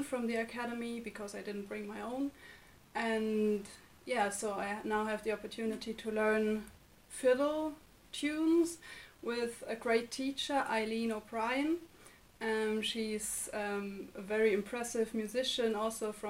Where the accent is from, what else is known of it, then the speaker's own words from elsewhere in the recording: Germany; moved away as an adult; now in Limerick, Ireland; from Germany